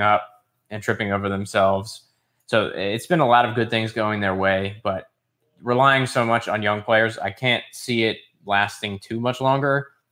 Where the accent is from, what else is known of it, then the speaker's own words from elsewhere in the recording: United States; as an American outside looking